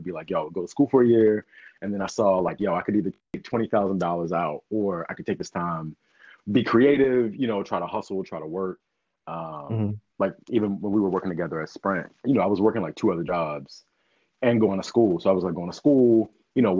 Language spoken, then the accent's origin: English; Baltimore, Maryland, United States; now in Philadelphia, United States; I'm from Baltimore originally